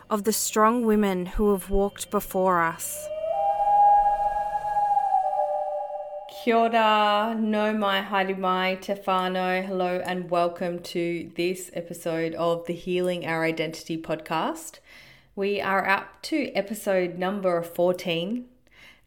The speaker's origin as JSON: {"language": "English", "country": "Australia", "tie": "born or raised there", "said": "Growing up in Australia, disconnected from my country and being immersed in my culture."}